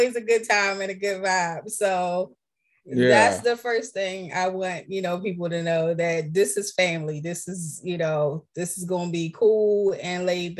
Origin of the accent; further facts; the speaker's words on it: Baltimore, Maryland, United States; I'm from Baltimore. I'm a city girl